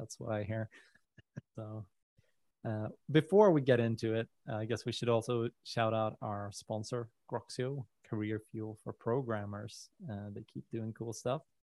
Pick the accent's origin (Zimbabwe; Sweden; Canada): Sweden; English is a second language; we're Swedish